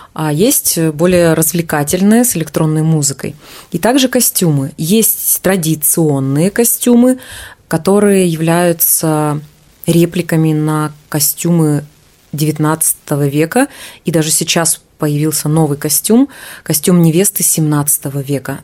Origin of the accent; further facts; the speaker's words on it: Yakutia, Sakha Republic, Russia; Якутия. Там я родилась и выросла